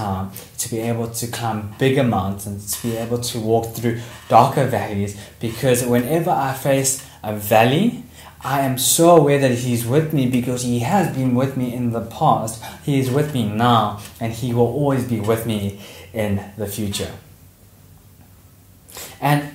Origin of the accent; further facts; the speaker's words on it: Port Shepstone, KwaZulu-Natal, South Africa; I was born in Port Shepstone, so I'm actually from the South Coast.